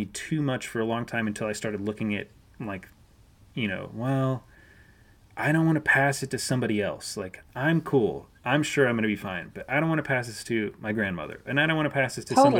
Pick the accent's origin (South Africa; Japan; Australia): Japan; I mean, I grew up in Japan. I lived in Japan like not too long after SARS